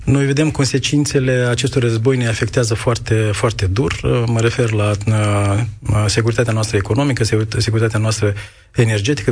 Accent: Moldova

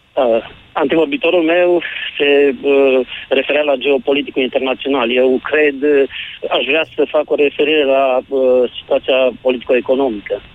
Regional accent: Alba Iulia, Alba County, Romania; sunt din Alba Iulia, din capitala de suflet a tuturor românilor

